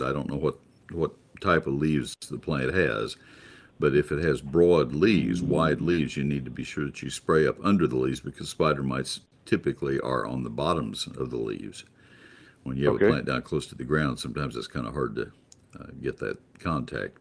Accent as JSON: {"language": "English", "region": "South Dakota", "country": "United States", "moved": "yes", "lives_now": "Alpine, United States", "said": "I'm originally from South Dakota"}